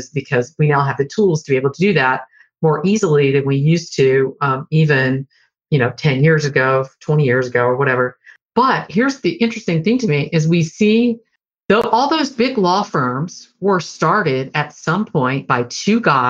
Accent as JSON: {"language": "English", "region": "Deep South", "country": "United States", "tie": "born or raised there", "said": "I grew up in the Deep South and was a teenager in the 70s and into the 80s"}